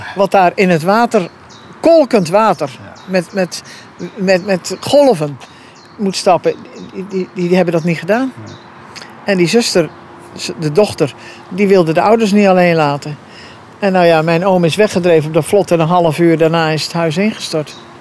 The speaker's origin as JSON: {"language": "Dutch", "area": "Capelle, Schouwen-Duiveland", "region": "Zeeland", "country": "Netherlands", "tie": "born or raised there", "said": "de boerderij waar ik geboren ben. Waar ik de ramptes heb meegemaakt. Eh, waar ik natuurlijk na mijn 18e eh, wegging om wat te studeren en te werken. Maar ik ben weer teruggekomen"}